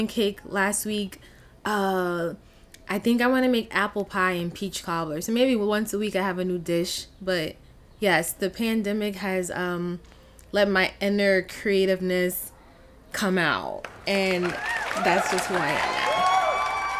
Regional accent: Long Island, New York, United States; I grew up in Long Island

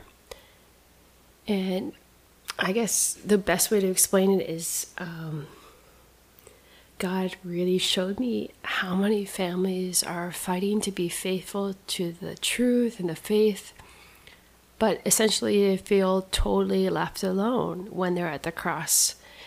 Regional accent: Saskatchewan, Canada; moved away as an adult; also born or lived in New Hampshire; I grew up with missionary parents. I grew up on and around an Indian reservation in experienced life in the wild of Canada

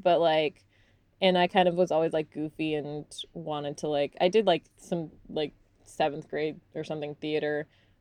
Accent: Salt Lake City, Utah, United States; also born or lived in Texas; I was born in Texas, but I grew up in Utah since I was like about four

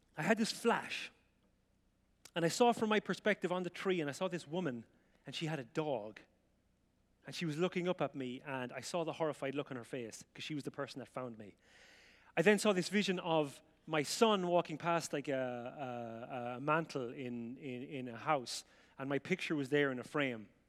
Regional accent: County Offaly, Ireland; moved away; I grew up in rural Ireland in a place called County Offaly, which is in the Republic, and it's right in the middle.

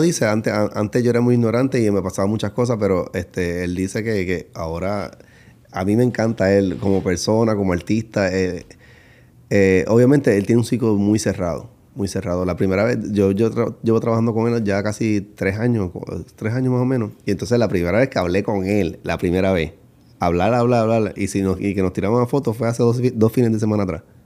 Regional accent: Puerto Rico; now in United States; nací en Puerto Rico y empecé a bailar a los 17 años

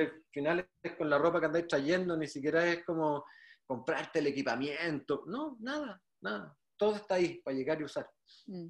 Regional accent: Viña del Mar, Valparaíso, Chile; yo soy reñaquino de toda mi vida, o sea, nací, bueno, nací en Viña, mientras mi papá se hacía en la casa en Reñaca, entonces siempre estuve ligado a la playa y el mar, desde chico

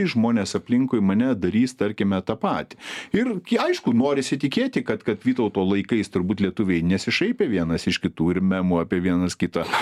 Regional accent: Lithuania

